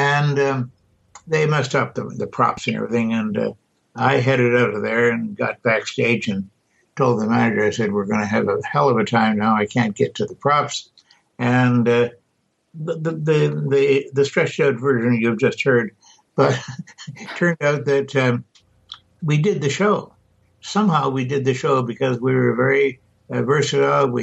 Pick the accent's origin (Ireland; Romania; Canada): Canada; now in United States; I don't know if you ever quite overcome being Canadian, but I've tried hard